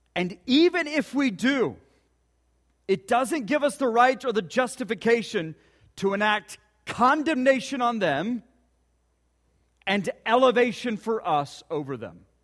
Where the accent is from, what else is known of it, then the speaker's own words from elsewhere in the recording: Ponca City, Oklahoma, United States; growing up in Ponca City.